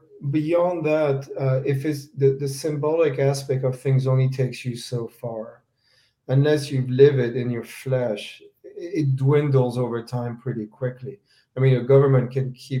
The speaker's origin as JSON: {"language": "English", "country": "France", "tie": "born or raised there", "moved": "yes", "lives_now": "United States", "said": "growing up in France and later in the U.S."}